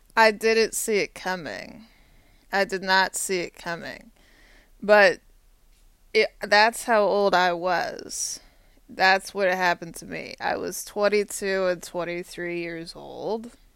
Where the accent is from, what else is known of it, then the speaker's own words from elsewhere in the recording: Austin, Texas, United States; now in Arlington, Virginia, United States; Austin, Texas is my hometown. My high school is about 10 minutes from UT Austin